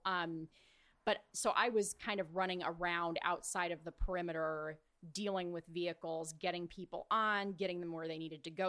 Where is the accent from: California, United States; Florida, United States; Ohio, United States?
California, United States; Orange County; I grew up in Orange County.